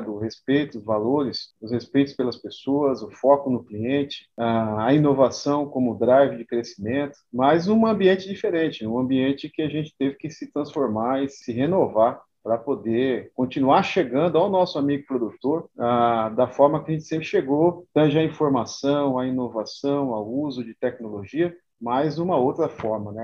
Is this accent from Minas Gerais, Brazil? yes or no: no; Rancharia, São Paulo, Brazil; moved away as an adult; also born or lived in Paraguaçu Paulista; rancharia, lugar onde eu nasci, né? Nasci e me criei